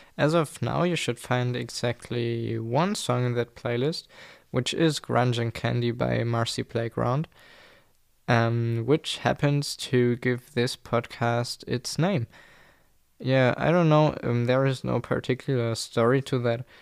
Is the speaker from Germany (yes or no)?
yes; Germany; English is a second language; English is not my mother tongue. I'm German, I live in Germany